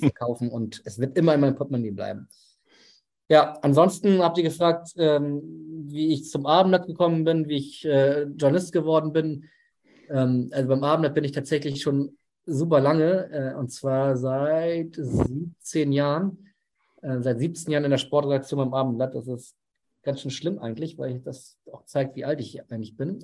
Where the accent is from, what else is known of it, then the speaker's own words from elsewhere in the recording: Hamburg, Germany; ich bin Hamburger